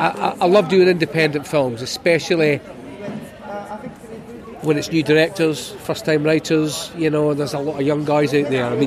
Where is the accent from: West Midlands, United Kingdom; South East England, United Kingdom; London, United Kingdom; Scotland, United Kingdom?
Scotland, United Kingdom; I mean, forget the fact that I'm Scottish.